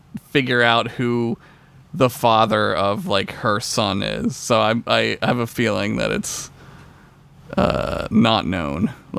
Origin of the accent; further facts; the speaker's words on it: Pennsylvania, United States; I'm from Pennsylvania, and, like, of course we were in the Union.